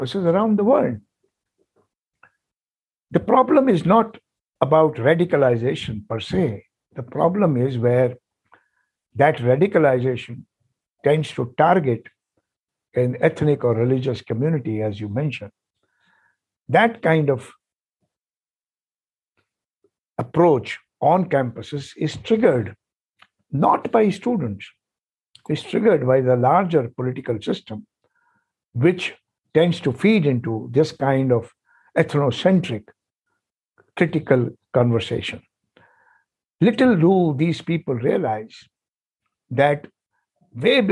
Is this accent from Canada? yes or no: no; India; first language Hindi; English is a second language; I went from a reasonably very local high school with my mother tongue Hindi to a nationally important Indian Institute of Technology